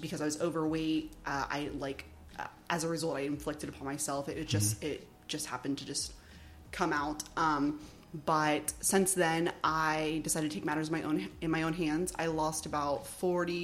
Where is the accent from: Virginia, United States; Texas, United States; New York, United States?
Texas, United States; Houston; Houston, yeah, A-Leaf. I grew up in A-Leaf, Southwest Houston